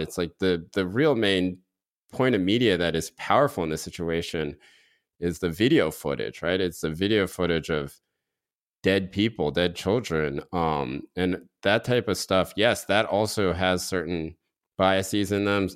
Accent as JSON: {"language": "English", "region": "North Carolina", "country": "United States", "tie": "born or raised there", "said": "growing up in North Carolina"}